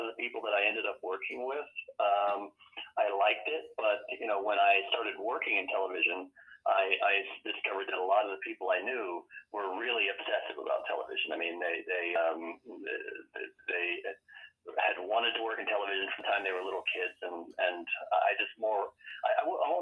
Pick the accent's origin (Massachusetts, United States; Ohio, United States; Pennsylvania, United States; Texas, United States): Pennsylvania, United States; Harrisburg; also born or lived in Wilmington, Delaware; I was born actually in Wilmington, Delaware, but the family was in Harrisburg